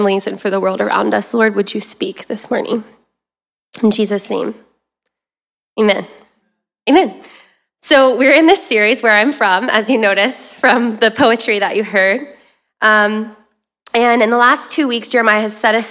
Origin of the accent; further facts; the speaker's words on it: the South, United States; if you heard the y'all, I'm from the South